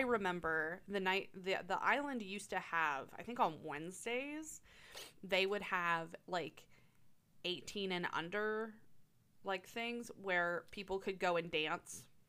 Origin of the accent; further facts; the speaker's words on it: Tyrone, Pennsylvania, United States; now in Altoona, United States; When I was growing up in Tyrone